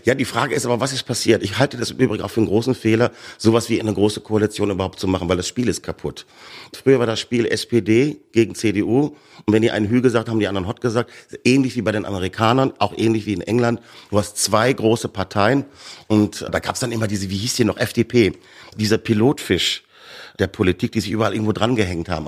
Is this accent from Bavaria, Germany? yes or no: yes; Bavaria, Germany; also born or lived in Ruhr area, North Rhine-Westphalia; Bayern aufgewachsen